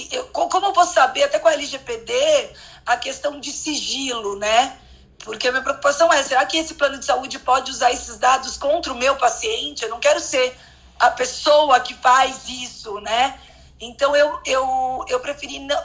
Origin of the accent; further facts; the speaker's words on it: São Paulo, Brazil; eu sou de São Paulo